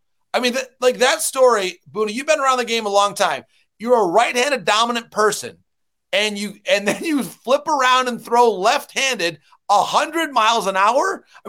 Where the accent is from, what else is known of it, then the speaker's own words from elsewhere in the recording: Michigan, United States; I look at the Tigers here in my home state of Michigan.